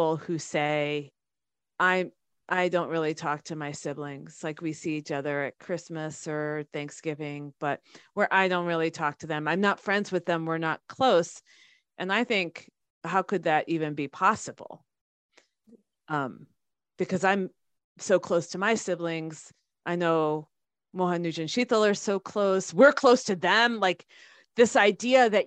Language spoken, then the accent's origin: English; United States; growing up in the States